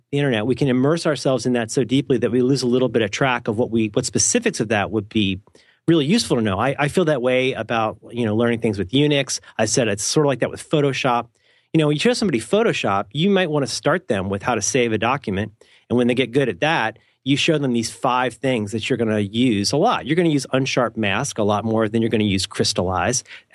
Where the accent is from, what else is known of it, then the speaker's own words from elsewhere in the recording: Ohio, United States; I'm from Ohio.